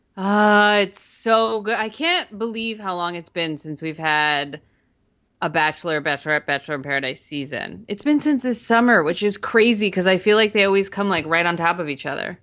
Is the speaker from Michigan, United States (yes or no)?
no; New Jersey, United States; I'm from New Jersey